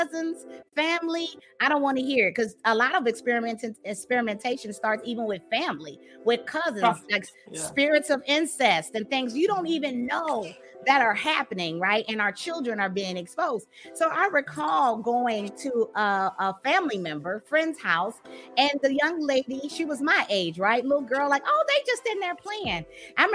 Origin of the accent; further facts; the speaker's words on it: St. Petersburg, Florida, United States; now in Dallas, United States; I grew up in the South, right? In the South, I grew up in Florida, St. Pete, you know, St. Petersburg, Florida